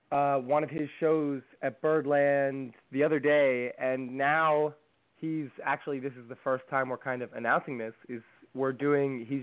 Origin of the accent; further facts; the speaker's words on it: Greenport, New York, United States; also born or lived in New Jersey; we're from Long Island, New York, all the way on the end, the North Fork, um, in Greenport is where we were born. Uh, well, we weren't born, we were actually born in New Jersey, but we were raised in Greenport.